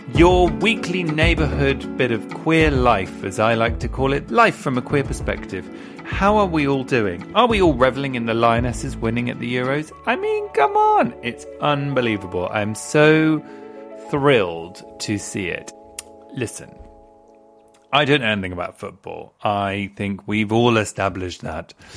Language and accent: English; England, United Kingdom; I'm quite classically English as well